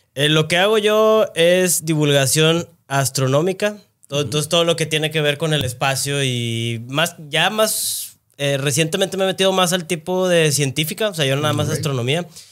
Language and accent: Spanish; Monterrey, Nuevo León, Mexico; yo soy de acá de Monterrey